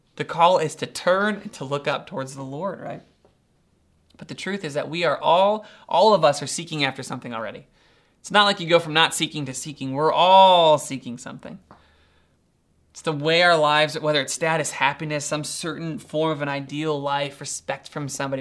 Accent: Doylestown, Ohio, United States; I'm from Doylestown, Ohio, pretty rural.

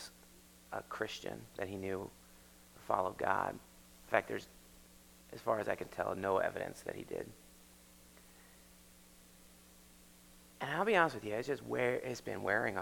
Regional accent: United States; We're Americans, we live here

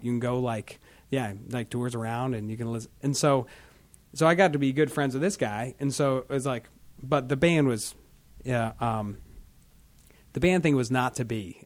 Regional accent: Marlboro, Ohio, United States; also born or lived in Alliance, Ohio; I grew up in Marlboro

